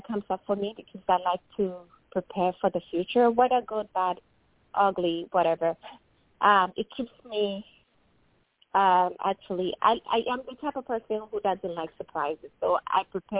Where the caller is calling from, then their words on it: Illinois, United States; calling from Illinois.